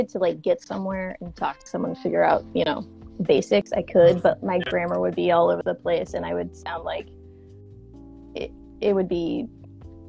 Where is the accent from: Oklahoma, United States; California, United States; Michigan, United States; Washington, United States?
Oklahoma, United States; Tulsa; moved away; I was from Tulsa, Oklahoma